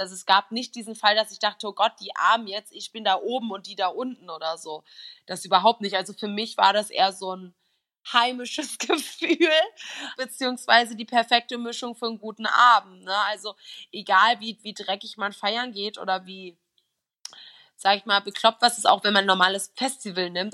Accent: Berlin, Germany; ich komme aus Berlin

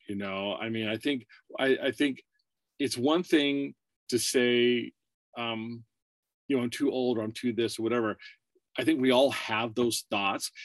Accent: Warren, Pennsylvania, United States; moved away as an adult; also born or lived in Burbank, California / Erie, Pennsylvania; now in California, United States; I was born in California, but raised in uh, Warren, Pennsylvania. It's a very small town.

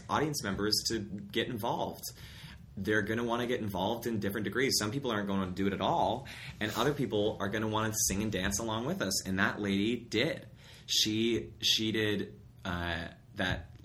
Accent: Black Diamond, Washington, United States; also born or lived in Ithaca, New York; now in Seattle, United States; I grew up in Black Diamond, Washington

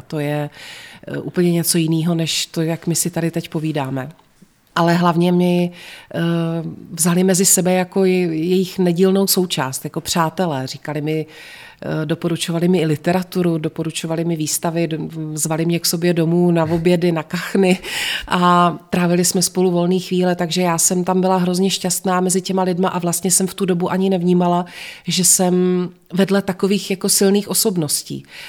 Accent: Znojmo, South Moravian Region, Czechia; moved away as an adult; now in Prague, Czech Republic; Já jsem se ve Znojmě narodila, ve Znojmě jsem až do svých 18 let chodila do školy, studovala jsem tady

